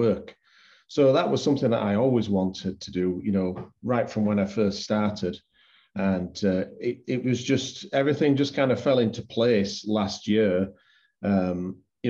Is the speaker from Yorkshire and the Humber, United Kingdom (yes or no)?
yes; Yorkshire and the Humber, United Kingdom; now in Canada; I am English. I am from Yorkshire